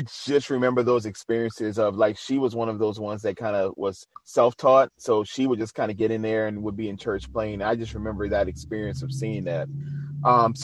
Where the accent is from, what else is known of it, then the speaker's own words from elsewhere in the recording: New Orleans, Louisiana, United States; moved away; I'm originally from New Orleans.